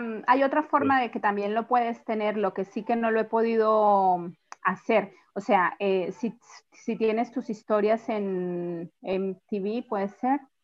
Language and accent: Spanish; Colombia; moved away as an adult; now in Mendoza, Argentina; Yo soy colombiana, pero vivo en Mendoza hace ya 14 años